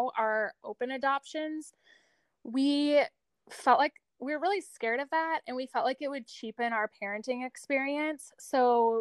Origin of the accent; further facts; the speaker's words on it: Arizona, United States; moved away as an adult; also born or lived in New York; I grew up in Arizona. And I still live here